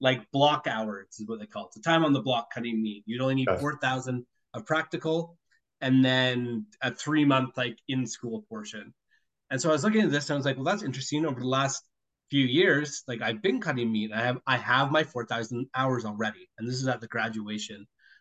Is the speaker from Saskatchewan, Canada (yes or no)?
no; Minden, Ontario, Canada; moved away as an adult; I was born in Minden, Ontario